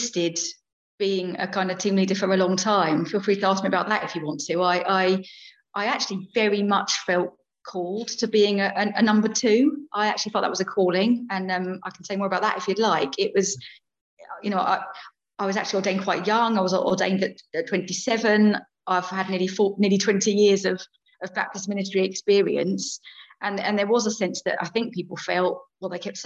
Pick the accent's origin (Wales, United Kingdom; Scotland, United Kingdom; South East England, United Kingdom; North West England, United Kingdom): South East England, United Kingdom; Chichester; moved away as an adult; also born or lived in London; back to my hometown, really. I grew up around here.